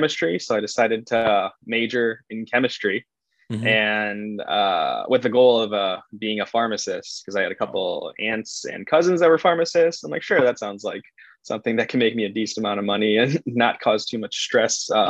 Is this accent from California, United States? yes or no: no; Chicago, Illinois, United States; also born or lived in Nevada; I'm from Chicago, and there's not a lot of mountains or boulders or anything else to climb out here